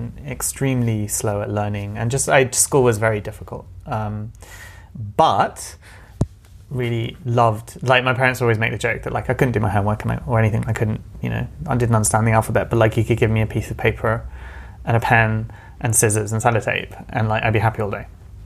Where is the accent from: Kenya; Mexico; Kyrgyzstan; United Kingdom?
United Kingdom; London; I'm a Londoner. So I was born and brought up in London, first generation.